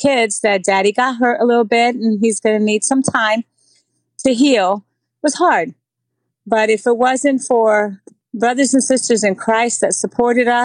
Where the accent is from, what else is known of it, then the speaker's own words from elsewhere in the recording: New York City, New York, United States; also born or lived in Puerto Rico; I grew up in New York City. I actually came here to New York in fourth grade from Puerto Rico. So I lived in the Bronx until after college